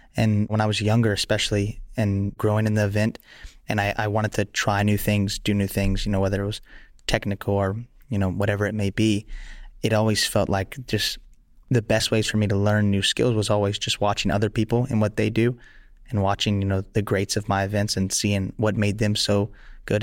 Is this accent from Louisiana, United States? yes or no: yes; Lafayette, Louisiana, United States; also born or lived in Sweden; I started out in my parents' backyard in Lafayette, Louisiana